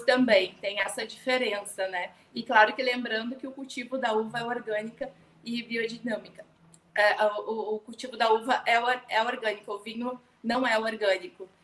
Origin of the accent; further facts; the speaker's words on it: Rio Grande do Sul, Brazil; também sou gaúcha